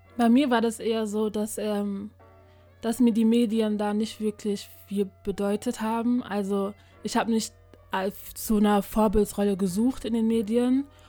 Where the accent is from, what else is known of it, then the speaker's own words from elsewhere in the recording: Germany; ich bin hier in Deutschland geboren, hier aufgewachsen und meine Eltern sind aus Ghana